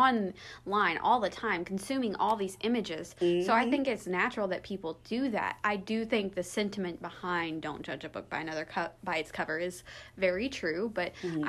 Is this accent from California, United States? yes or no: no; outside of Nashville, Tennessee, United States; My hometown is outside of Nashville